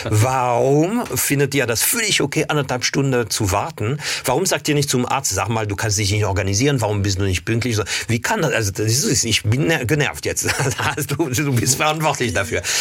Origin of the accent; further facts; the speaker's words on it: Paris, Île-de-France, France; German is a second language; Also als Kind war ich oft in der Provence, weil ich, also eigentlich bin ich in Paris aufgewachsen, geboren, mhm. aufgewachsen